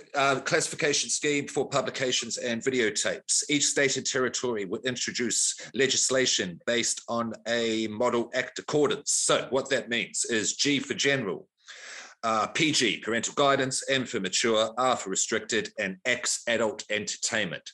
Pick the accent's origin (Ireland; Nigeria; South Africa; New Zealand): New Zealand; moved away as an adult; now in Australia; I grew up in New Zealand, born in Australia, Grew up in New Zealand until I was about 33. I'm 44 now, been here about 10 years